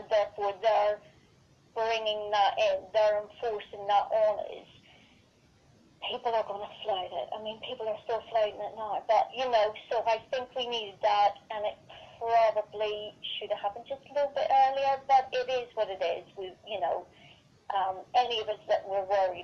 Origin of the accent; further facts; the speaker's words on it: Northern Ireland, United Kingdom; I'm from Northern Ireland